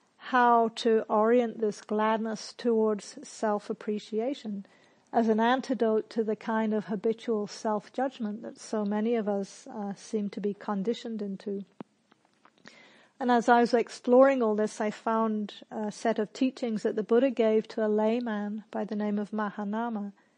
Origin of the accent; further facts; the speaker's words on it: England, United Kingdom; also born or lived in New Zealand; now in Australia; So I grew up in England and New Zealand, and in those countries there's a lot of social pressure to not blow your own trumpet.